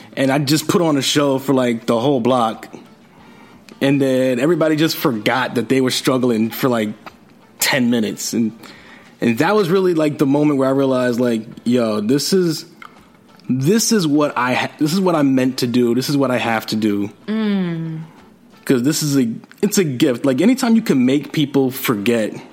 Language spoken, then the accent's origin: English; New York City, New York, United States; I'm from Jamaica, Queens